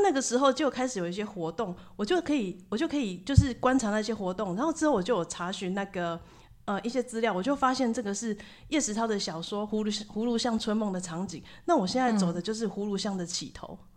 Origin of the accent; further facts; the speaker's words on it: Tainan, Taiwan; also born or lived in United Kingdom; 我是一个台南人嘛，那所以嗯。我就住在家里。那我身份证上面也是写台南市